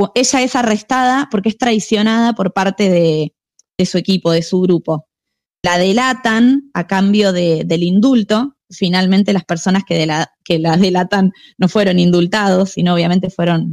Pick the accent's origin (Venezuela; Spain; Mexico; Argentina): Argentina; los argentinos venimos de los barcos